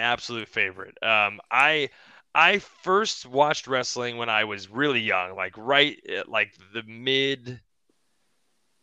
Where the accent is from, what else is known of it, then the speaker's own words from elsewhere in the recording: Moorpark, California, United States; My hometown is in Moorpark, California, which is this small town right outside of the valley over in Los Angeles